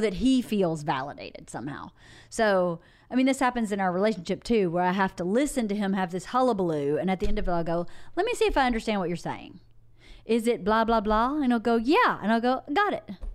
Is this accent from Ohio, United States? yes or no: no; Georgia, United States; I'm from Georgia.